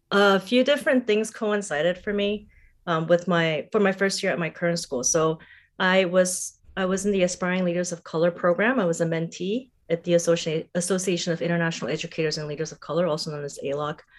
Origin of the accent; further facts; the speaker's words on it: Singapore; also born or lived in Seoul, South Korea / Bangkok, Thailand; I was born in Seoul, South Korea. My parents are both South Korean. My paternal grandfather escaped from North Korea when he was 16, so there's a bit of generational history there as well. I grew up mostly in Singapore and Bangkok.